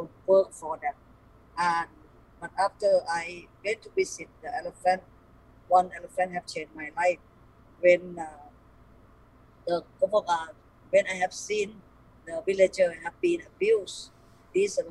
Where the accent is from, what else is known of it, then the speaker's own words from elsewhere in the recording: Thailand; English is a second language; my grandfather moving to Thailand since he young, and then he come and build the family here.